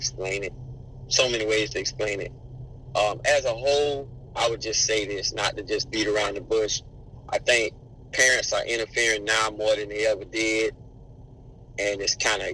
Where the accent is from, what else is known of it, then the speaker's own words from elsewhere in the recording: Tampa, Florida, United States; I grew up in Tampa, played football here, played high school here at Tampa Catholic